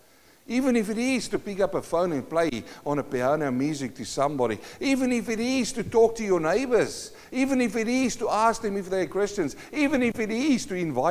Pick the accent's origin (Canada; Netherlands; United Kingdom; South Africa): South Africa; moved away; I come from South Africa